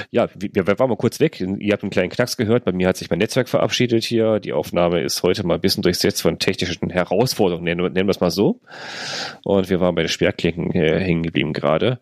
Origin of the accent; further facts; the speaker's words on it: North Rhine-Westphalia, Germany; bei uns in NRW